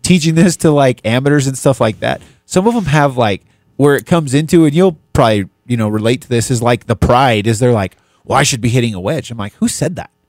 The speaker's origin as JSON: {"language": "English", "region": "New Mexico", "country": "United States", "tie": "born or raised there", "also_born_or_lived": "Dallas", "moved": "as an adult", "said": "growing up in New Mexico was a little different"}